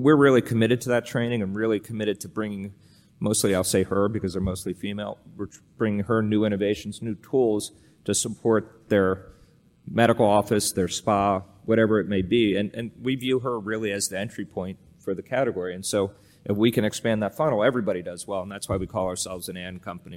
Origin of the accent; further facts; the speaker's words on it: outside Allentown, Pennsylvania, United States; I grew up in Pennsylvania, uh, outside of, uh, a town called Allentown